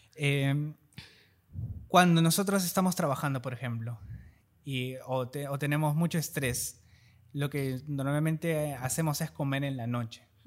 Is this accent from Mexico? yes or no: no; Peru; como peruanos, nosotros culturalmente